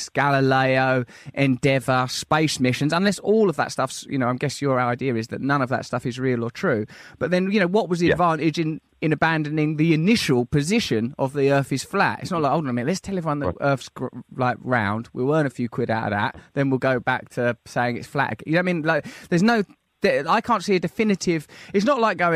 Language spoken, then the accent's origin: English; Sidcup, London, United Kingdom; since I was a little girl growing up in Sidcup.